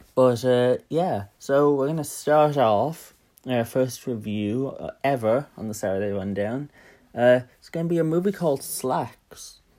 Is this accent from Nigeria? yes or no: no; Dublin, Leinster, Ireland; I'm from Dublin